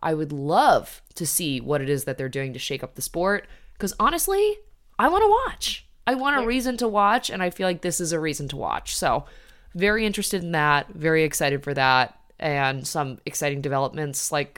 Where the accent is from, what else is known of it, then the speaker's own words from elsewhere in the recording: Midwest, United States; Very sad as like a Midwesterner and all of my teams sort of went to shit